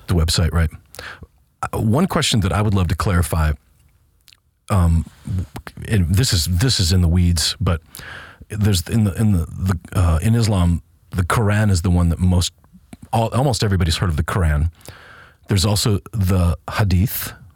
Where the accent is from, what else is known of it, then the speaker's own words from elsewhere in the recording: United States; I'm an American, was born here.